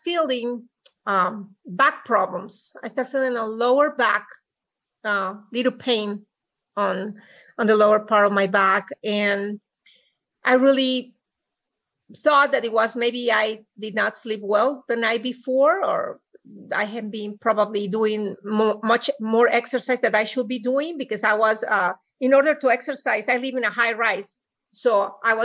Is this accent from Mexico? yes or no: yes; Mexico; English is a second language; moved away as an adult; also born or lived in Puebla, Mexico; now in Austin, United States; I have an accent. So I was born and reared in Mexico, and I came to the United States in the late 80s to go to college